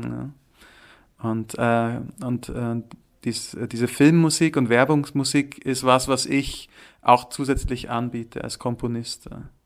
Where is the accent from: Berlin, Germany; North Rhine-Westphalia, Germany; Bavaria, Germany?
Bavaria, Germany; Allgäu; also born or lived in Munich / Würzburg; now in Zürich, Switzerland; im Allgäu, wo ich herkomme, also wo meine Wurzeln auch sind